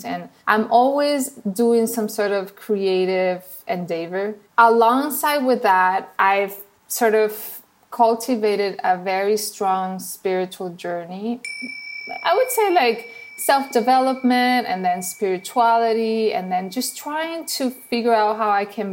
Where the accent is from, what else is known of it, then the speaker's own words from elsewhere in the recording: Venezuela; accent: Venezuelan; English is a second language; moved away as an adult; now in United States; my accent that you probably hear is from Venezuela